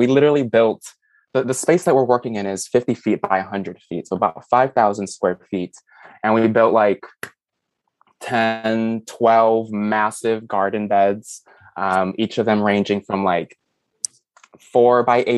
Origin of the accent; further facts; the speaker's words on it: Chicago, Illinois, United States; moved away as an adult; also born or lived in New York City, United States; now in Tennessee, United States; I was born and raised in a major city, Chicago, and I moved to New York to pursue a career in photography